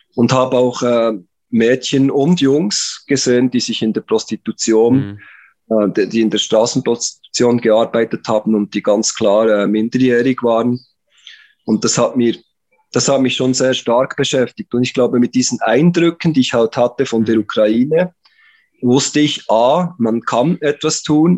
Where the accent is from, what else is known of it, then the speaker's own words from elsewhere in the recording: Interlaken, Bern, Switzerland; accent: Swiss; moved away; also born or lived in Philippines; bin Schweizer, das hört man vermutlich an meinem Akzent, komme aus der Region Bern, beziehungsweise Interlaken.